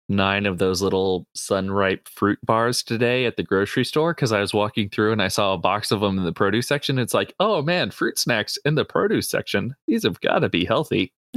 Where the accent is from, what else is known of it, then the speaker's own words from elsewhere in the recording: New Jersey, United States; I grew up in New Jersey